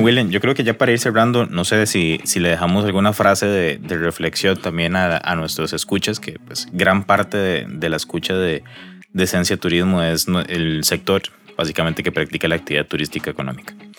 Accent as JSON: {"language": "Spanish", "country": "Costa Rica", "said": "como locales, como costarricenses"}